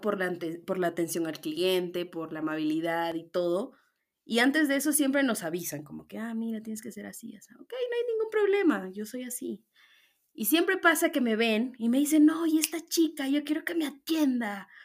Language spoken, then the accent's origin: Spanish; Puerto Maldonado, Madre de Dios, Peru; moved away as an adult; now in Arequipa, Peru; yo soy de Puerto Maldonado. Eso, ñañitos, yo soy de la selva.